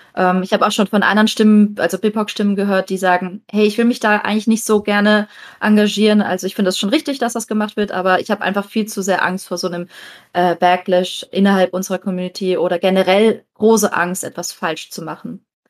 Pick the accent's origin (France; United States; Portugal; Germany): Germany; Southern Germany; wir sind in Süddeutschland aufgewachsen